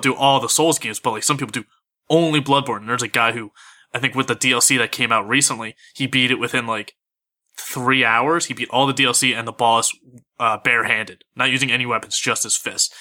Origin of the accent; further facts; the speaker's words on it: Philadelphia, Pennsylvania, United States; I'm from Philly